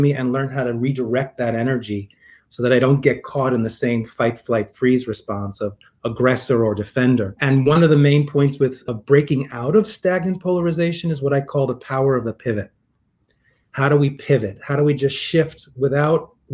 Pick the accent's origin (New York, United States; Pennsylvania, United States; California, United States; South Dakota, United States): New York, United States; New York City; growing up in New York City. I'm a Queens boy